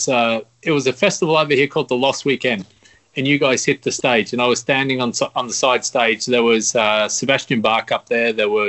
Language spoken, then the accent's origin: English; Australia; I'm from Australia